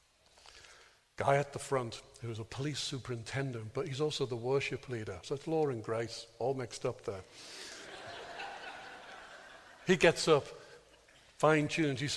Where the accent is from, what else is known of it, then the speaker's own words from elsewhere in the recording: Birkenhead, North West England, United Kingdom; moved away; whenever I used to go home to preach in my hometown of Birkenhead